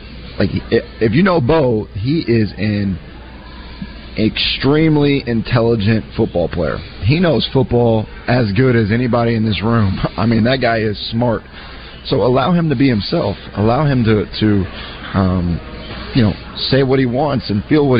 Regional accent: Louisville, Kentucky, United States; moved away as an adult; also born or lived in Texas; I'm born and raised in Louisville, Kentucky

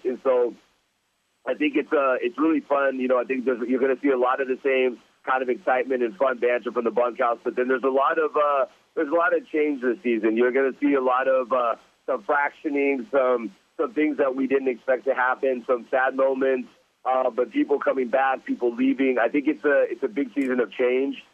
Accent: Anaheim, California, United States; growing up in Orange County

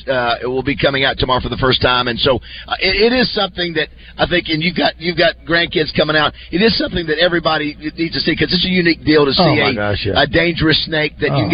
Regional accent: Panama City, Florida, United States; I grew up in Panama City, Florida, and so we have the beach.

